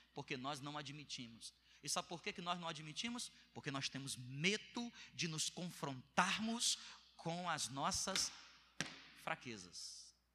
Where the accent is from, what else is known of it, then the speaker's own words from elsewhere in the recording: Northeast Region, Brazil; also born or lived in Bom Jardim; eu sou nordestino